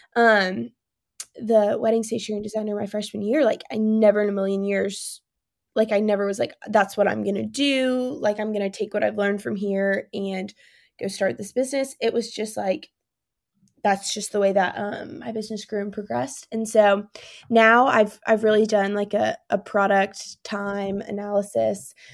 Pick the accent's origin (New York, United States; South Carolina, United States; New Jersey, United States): South Carolina, United States; Spartanburg; now in Birmingham, United States; I grew up in Spartanburg, South Carolina